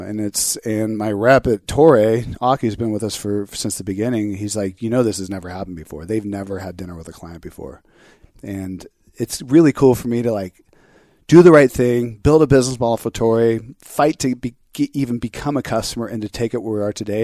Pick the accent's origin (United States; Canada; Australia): United States; Orange County, California; where I grew up in Orange County